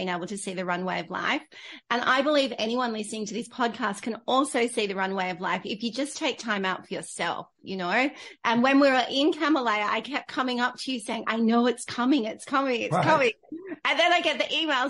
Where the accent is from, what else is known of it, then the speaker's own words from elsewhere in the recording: Australia; also born or lived in London; I came back into Australia